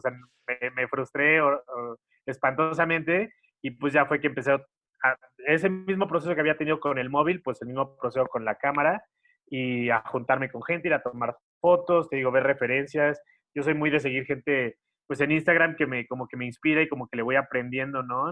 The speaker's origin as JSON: {"language": "Spanish", "town": "Xalapa", "region": "Veracruz", "country": "Mexico", "moved": "yes", "lives_now": "Mexico City, Mexico", "said": "mi mamá vive en Jalapa, yo soy de Jalapa, Veracruz"}